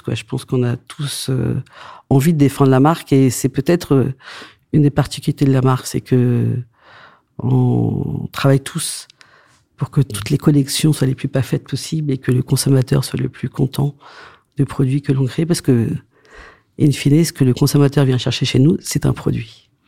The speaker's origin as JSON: {"language": "French", "town": "Saint-Émilion", "region": "Nouvelle-Aquitaine", "country": "France", "also_born_or_lived": "Antananarivo, Madagascar", "said": "Saint-Émilion, parce que c'est là d'où je viens"}